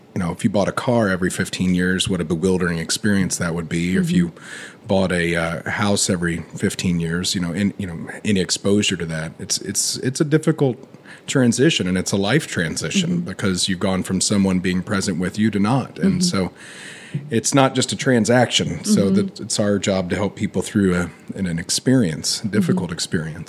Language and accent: English; Frankfort, Indiana, United States; born or raised there